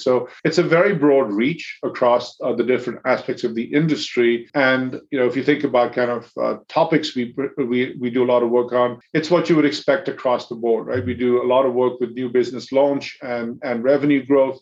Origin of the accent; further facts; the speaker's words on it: India; now in United States; I grew up in in India